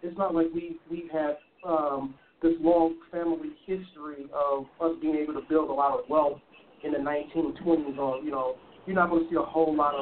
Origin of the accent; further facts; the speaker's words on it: United States; as an American